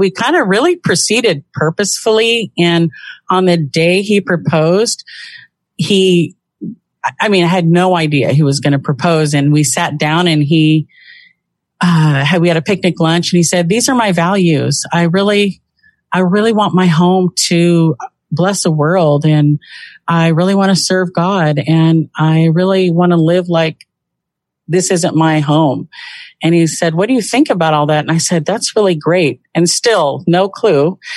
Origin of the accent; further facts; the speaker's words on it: Southern California, United States; now in Washington, United States; I was raised in Southern California from, I would say, kind of a tumbleweed childhood.